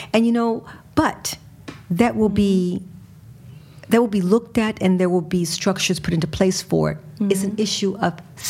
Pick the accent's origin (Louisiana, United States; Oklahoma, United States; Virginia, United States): Virginia, United States; Richmond; moved away as an adult; also born or lived in Massachusetts; now in Sweden; I grew up in Richmond, Virginia. Tobaccos, pigs, cotton, slavery.